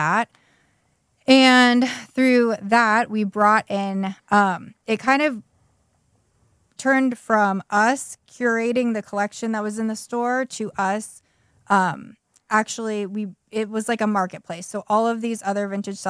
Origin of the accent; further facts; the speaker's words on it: Pittsburgh, Pennsylvania, United States; moved away as an adult; also born or lived in Cincinnati / Chicago; now in Garrett County, United States; I'm from the Pittsburgh area, and I started working at Nordstrom there in college